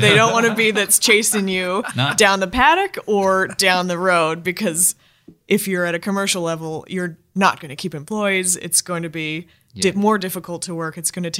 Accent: United States; now in Australia; I know I'm American

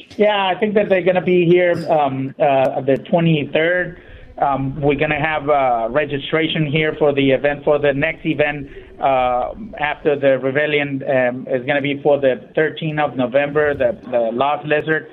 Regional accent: Ensenada, Baja California, Mexico; moved away; I'm, I'm originally from Ensenada

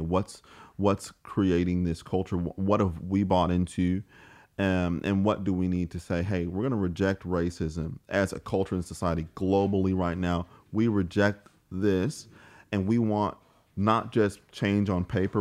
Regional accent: St. Louis, Missouri, United States; moved away as an adult; now in Australia; I'm from St. Louis, Missouri, uh, in the, the United States

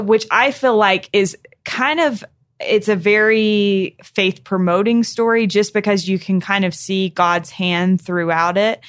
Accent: North Carolina, United States; I was from North Carolina

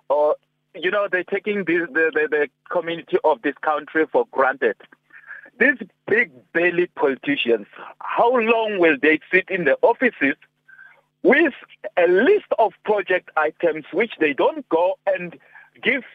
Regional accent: Giani, KwaZulu-Natal, South Africa; I'm from Giani

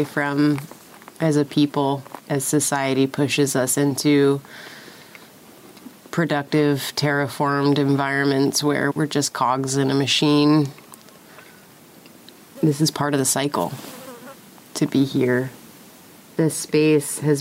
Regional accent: San Diego, California, United States; Growing up in San Diego, that was a regular occurrence, bus-sized chunks of cliff coming down

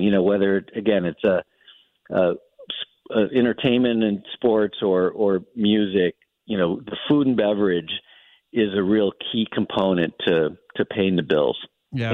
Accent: Milwaukee, Wisconsin, United States; moved away as an adult; also born or lived in St. Louis, United States / New York, United States; I grew up in Milwaukee

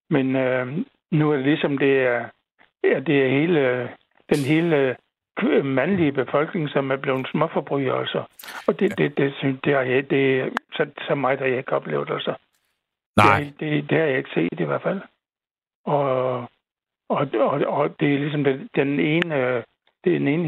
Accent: Southern Denmark, Denmark; lå, den lå ikke så langt fra Nyborg.

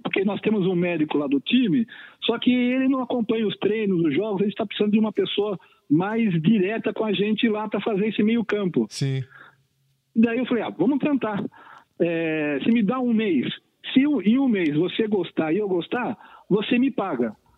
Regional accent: São Roque, São Paulo, Brazil; quando eu era criança pequena lá em São Roque

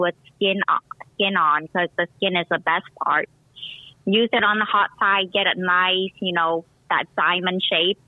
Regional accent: Vietnam; moved away; also born or lived in Cambodia; I was born in Cambodia. My mom is half Cambodian, half Chinese. My dad is full Vietnamese. I even have a Cambodian name because pretty much 6 years of my life, my first 6 years of my life, all I knew was Cambodia

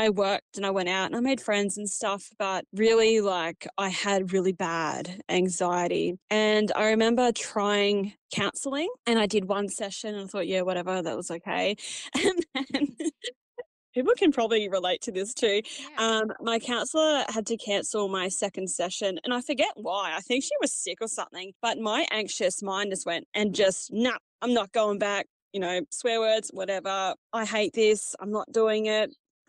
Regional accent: Cobar, New South Wales, Australia; now in Dubbo, Australia; I'm originally from Cobar. I grew up on a sheep farm about 10Ks out of Cobar.

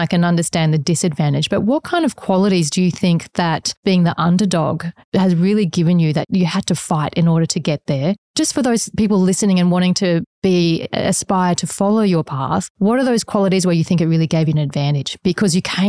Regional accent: Queensland, Australia; the Queensland upbringing

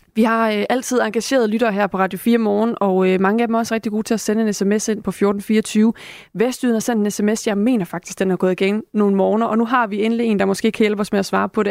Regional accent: Denmark

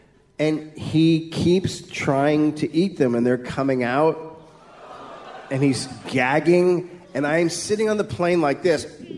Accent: United States; I'm from America.

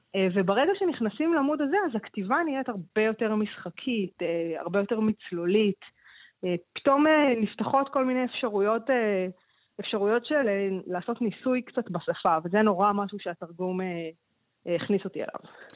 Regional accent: Ramla, Central District, Israel; also born or lived in New York; זו שפה שגדלתי ברמלה

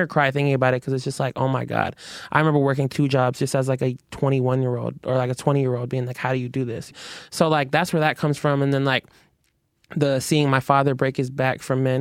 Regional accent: Burien, Washington, United States; I'm from Berrien

